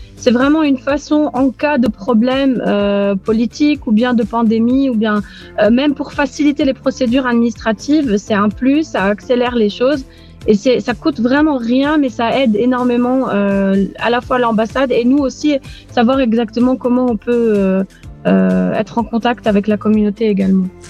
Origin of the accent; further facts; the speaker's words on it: Aix-en-Provence, Provence-Alpes-Côte d'Azur, France; moved away as an adult; also born or lived in Beirut, Lebanon; now in Nicosia, Cyprus; Je suis d'Aix-en-Provence, du sud de la France, au pays des cigales.